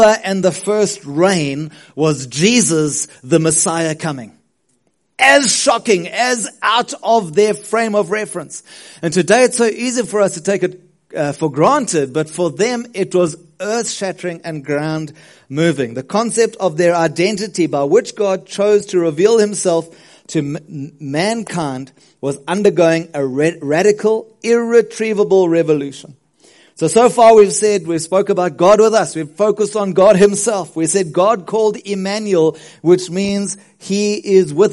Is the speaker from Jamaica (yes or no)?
no; South Africa; as a South African